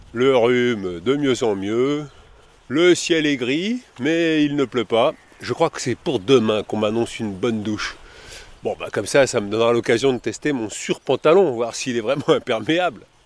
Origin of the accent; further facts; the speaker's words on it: Paris, Île-de-France, France; je suis de Paris, moi.